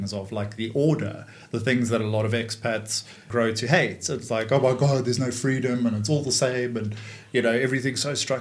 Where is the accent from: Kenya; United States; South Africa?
South Africa; Johannesburg, Gauteng; first language English; moved away; also born or lived in London; I grew up in Johannesburg